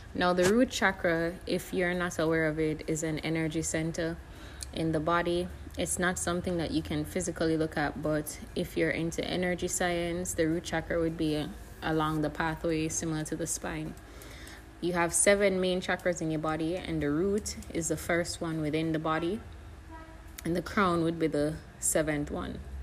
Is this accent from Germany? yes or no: no; Jamaica; moved away; the thing with Jamaica is we're not really in the media